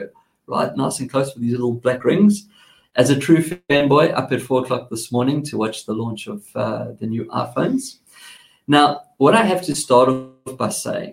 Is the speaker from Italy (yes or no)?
no; South Africa; accent: South African; now in Australia; I have a South African accent